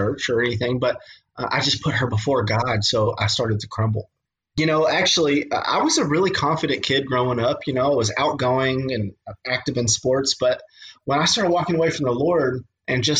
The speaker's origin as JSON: {"language": "English", "region": "Western Kentucky", "country": "United States", "said": "I'm from Western Kentucky"}